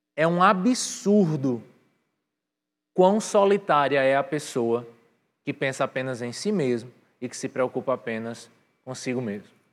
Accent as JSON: {"language": "Portuguese", "town": "Patos", "region": "Paraíba", "country": "Brazil", "tie": "born or raised there", "also_born_or_lived": "New York", "moved": "yes", "lives_now": "João Pessoa, Brazil", "said": "eu geneticamente eu sou de Nova York, mas eu culturalmente fui criado em Patos"}